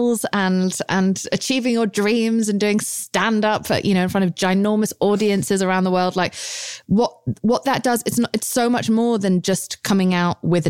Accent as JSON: {"language": "English", "country": "United Kingdom", "said": "I'm British"}